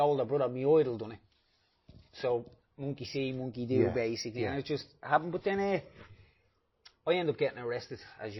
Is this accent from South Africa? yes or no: no; Dublin, Leinster, Ireland; I grew up in Trees' Gardens from the flats.